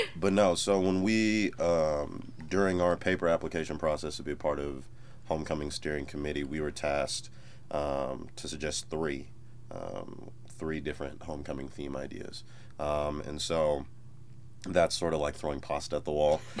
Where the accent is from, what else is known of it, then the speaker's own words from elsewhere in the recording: Madison, Wisconsin, United States; moved away as an adult; now in Columbia, United States; I'm originally from Madison, Wisconsin, so I'm from a place where homecoming's just a day.